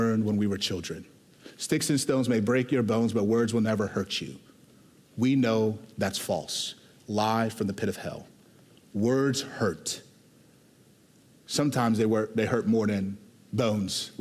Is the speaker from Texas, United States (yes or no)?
yes; Houston, Texas, United States; I was born and raised in Houston, Texas